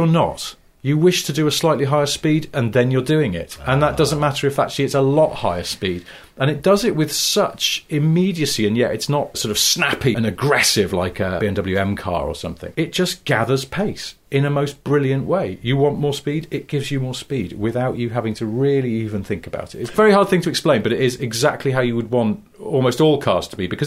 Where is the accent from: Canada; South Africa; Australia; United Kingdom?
United Kingdom; Cheshire, North West England; I'm from Cheshire